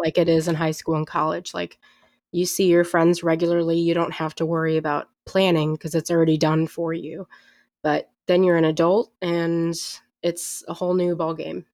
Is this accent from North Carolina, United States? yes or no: no; St. Louis, Missouri, United States; also born or lived in Jefferson City; I grew up in Saint Louis, but I'm at a school near Jefferson City